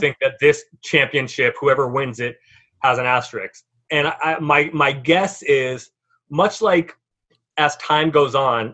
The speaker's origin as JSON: {"language": "English", "town": "San Francisco", "region": "California", "country": "United States", "tie": "born or raised there", "said": "I grew up in San Francisco"}